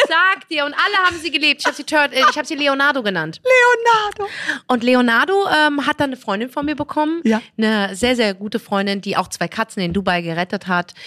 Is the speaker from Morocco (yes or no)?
yes; Morocco; now in Germany; Ich bin Marokkanerin